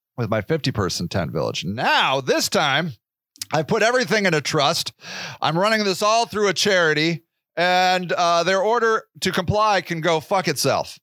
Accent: United States

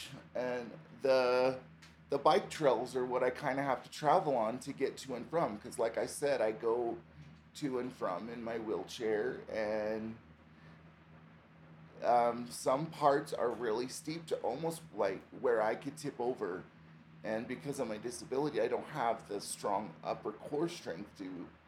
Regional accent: Utah, United States; moved away as an adult; now in Estes Park, United States; I came from Utah, and I've been here almost a year

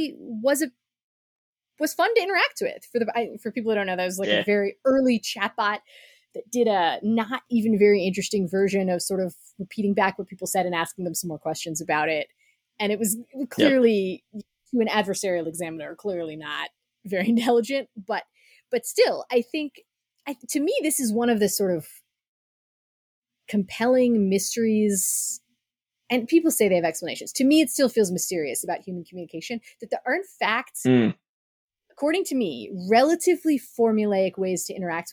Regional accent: United States; as an American

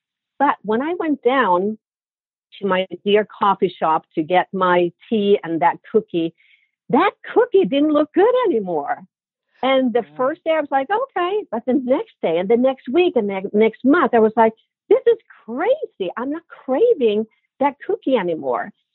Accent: Sweden; moved away; growing up in Sweden, in my family, we all have a very sweet tooth

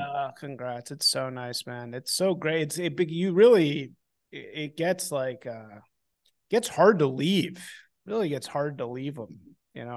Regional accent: Chicago, Illinois, United States; moved away as an adult; also born or lived in New Orleans / Washington, District of Columbia, United States; I'm from Chicago.

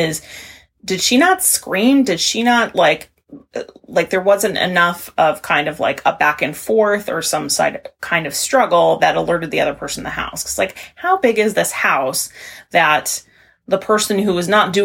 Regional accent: Maine, United States; I'm from Maine.

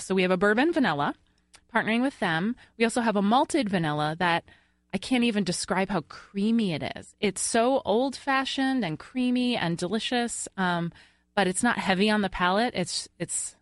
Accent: Long Island, New York, United States; moved away; I'm originally from Long Island

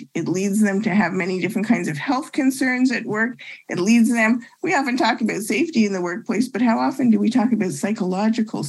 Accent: Ottawa, Ontario, Canada; moved away as an adult; also born or lived in Montreal, Canada / Toronto, Canada; now in Chicago, United States; I actually was born in Montreal. I grew up in Ottawa and I went to university in Toronto

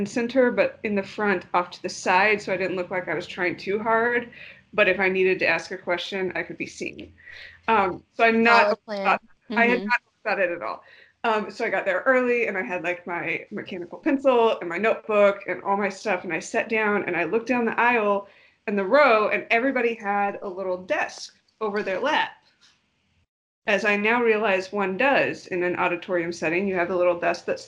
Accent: Dallas, Texas, United States; I'm from Texas. I grew up in Dallas, spent a lot of time also down in South Texas.

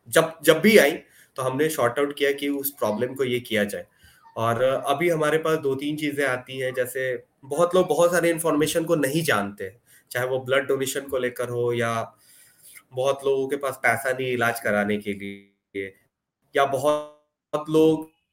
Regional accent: Patna, Bihar, India; मैं पटना से हूँ

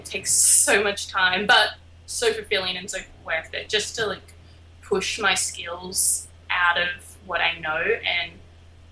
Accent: Albany, Western Australia, Australia; now in Brooklyn, United States; I am from a small little town called Albany in Western Australia.

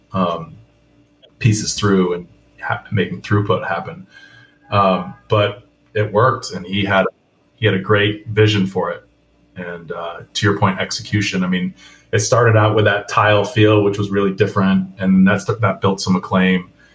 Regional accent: Vermont, United States; now in Atlanta, United States; I'm I'm from Vermont

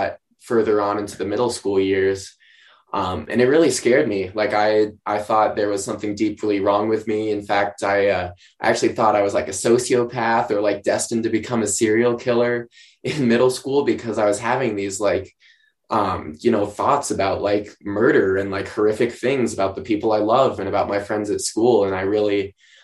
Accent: outside Steamboat Springs, Colorado, United States; I grew up not outside of Steamboat Springs, Colorado, as a matter of fact, which is even more rural.

